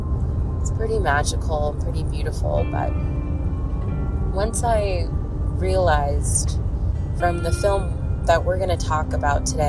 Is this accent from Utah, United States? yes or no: no; Southern California, United States; now in Northern California, United States; I'm originally from SoCal. That's where my family is.